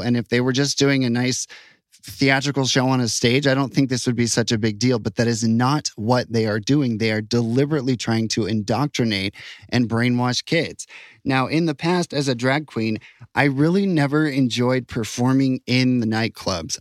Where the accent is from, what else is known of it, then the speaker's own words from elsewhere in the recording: United States; now in Utah, United States; I'm proud of being an American